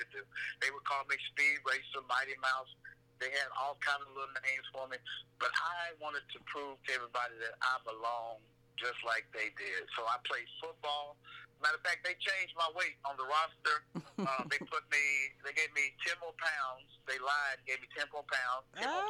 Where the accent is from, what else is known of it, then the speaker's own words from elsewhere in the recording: Russellville, Kentucky, United States; moved away as an adult; also born or lived in Bowling Green, Kentucky; now in Memphis, United States; I was raised at Route 1 off of Kentucky in the backyard of my grandmama's